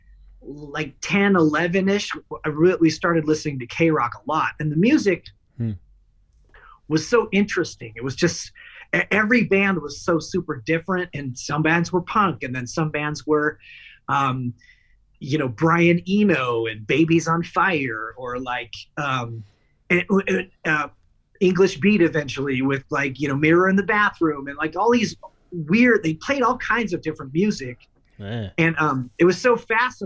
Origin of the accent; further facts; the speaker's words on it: Los Angeles, California, United States; I grew up in Los Angeles